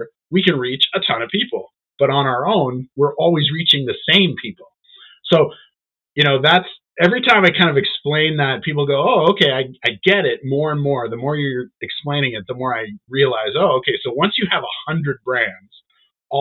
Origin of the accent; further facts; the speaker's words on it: Canada; we're Canadian, supporting Canadian business.